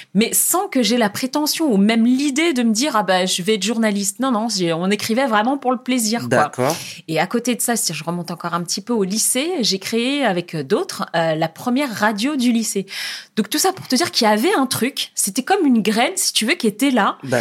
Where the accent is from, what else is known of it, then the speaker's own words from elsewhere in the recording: France; moved away as an adult; also born or lived in Jendouba, Tunisia (family origin) / Algeria; je quittais la France, mon pays, ma famille